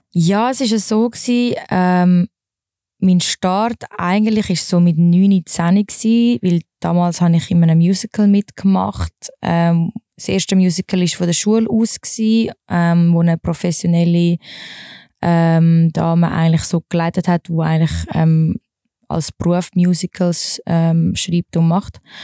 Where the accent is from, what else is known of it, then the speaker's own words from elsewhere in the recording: Wallisellen, Zurich, Switzerland; also born or lived in Dübendorf; Ich bin in Wallisellen slash Dübendorf aufgewachsen.